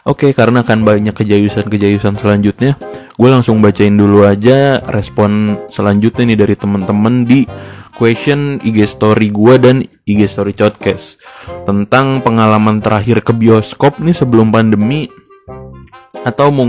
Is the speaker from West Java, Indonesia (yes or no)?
yes; Depok, West Java, Indonesia; kangen banget sih nonton di Ramayana itu sebagai anak Depok